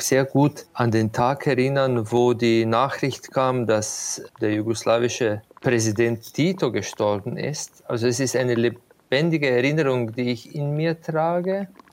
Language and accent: German; Slovenia; Dort, wo ich aufgewachsen bin, das ist ein Hügelland und ich bin auf einem Hügel wortwörtlich aufgewachsen